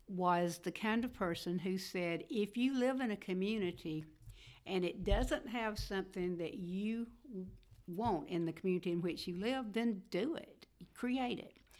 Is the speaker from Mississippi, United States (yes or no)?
yes; Fulton, Mississippi, United States; moved away as an adult; also born or lived in Andalusia, Alabama / Tupelo, Mississippi; I grew up in Fulton, Mississippi